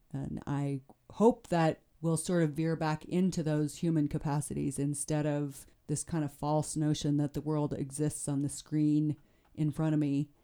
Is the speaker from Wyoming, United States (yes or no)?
yes; Shell, Wyoming, United States; also born or lived in Greybull, Wyoming; now in Jackson, United States; I grew up in northern Wyoming